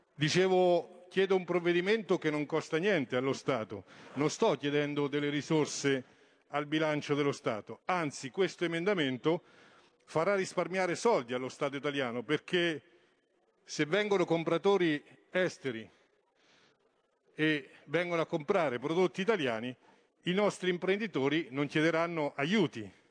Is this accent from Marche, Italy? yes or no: yes; Montegranaro, Marche, Italy; mio paese Montegranaro